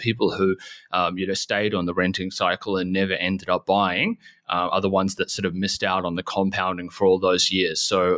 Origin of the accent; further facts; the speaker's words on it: New Zealand; moved away; I'm actually from New Zealand initially.